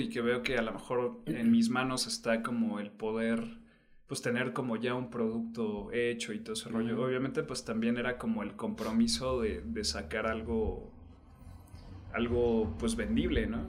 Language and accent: Spanish; Oaxaca, Mexico; yo como oaxaqueño